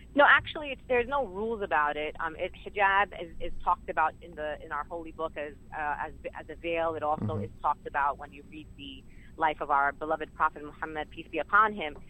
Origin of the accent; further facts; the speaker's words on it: New York City, New York, United States; actually born and raised in Sunset Park